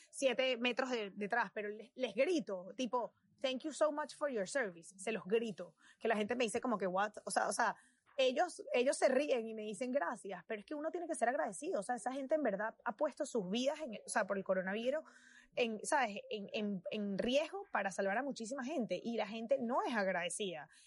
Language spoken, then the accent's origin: Spanish; Venezuela; now in United States; yo soy de Venezuela y mi historia como venezolana y mi historia como inmigrante